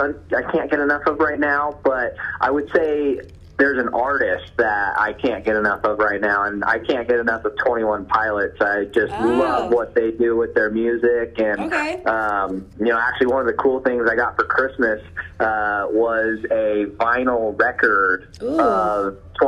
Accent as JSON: {"language": "English", "town": "Reno", "region": "Nevada", "country": "United States", "moved": "as an adult", "lives_now": "Folsom, United States", "said": "I am originally from Reno, Nevada, and I came to California to join Lifetime"}